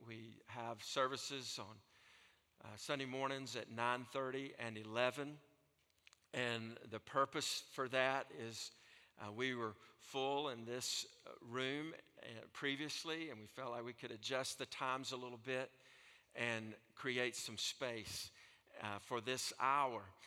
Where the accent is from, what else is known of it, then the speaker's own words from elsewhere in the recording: North Alabama, United States; accent: Southern; from North Alabama that speaks uh, Southern